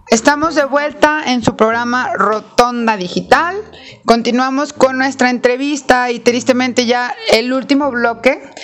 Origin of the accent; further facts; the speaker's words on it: Mexico; nosotros como mexicanos